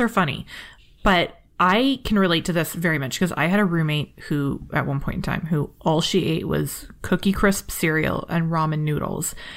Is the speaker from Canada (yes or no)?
yes; Canada; I'm Canadian and polite